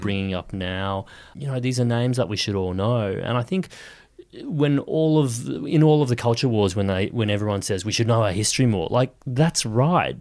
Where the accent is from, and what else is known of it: Kawana, Queensland, Australia; born or raised there; moved away; also born or lived in Nambour, Queensland